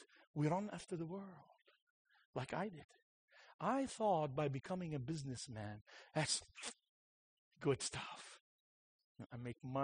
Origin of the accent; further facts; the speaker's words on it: Beirut, Beirut Governorate, Lebanon; I was born in Beirut